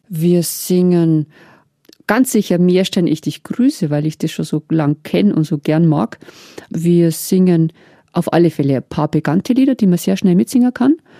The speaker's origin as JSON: {"language": "German", "area": "Meierndachten", "region": "Bavaria", "country": "Germany", "tie": "born or raised there", "said": "ich habe Marienlieder viel gesungen in meiner Kindheit in Meierndachten"}